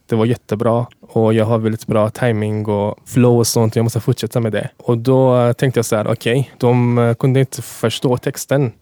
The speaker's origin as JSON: {"language": "Swedish", "country": "Afghanistan", "tie": "born or raised there", "first_language": "Dari", "second_language": "Swedish", "moved": "yes", "lives_now": "Sweden"}